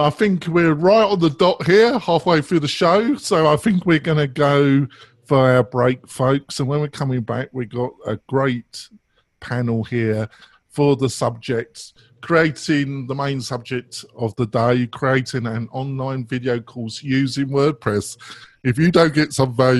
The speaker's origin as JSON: {"language": "English", "region": "England", "country": "United Kingdom", "said": "I'm English"}